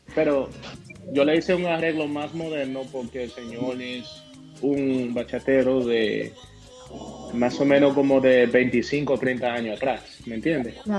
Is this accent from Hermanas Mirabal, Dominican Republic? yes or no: yes; Tenares, Hermanas Mirabal, Dominican Republic; now in Boston, United States; mi pueblo, Tenares